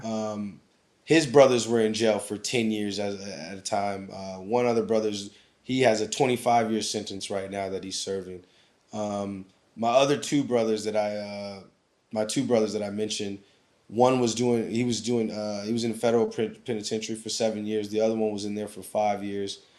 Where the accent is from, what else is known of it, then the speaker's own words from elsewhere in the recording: Anchorage, Alaska, United States; moved away as an adult; growing up in Alaska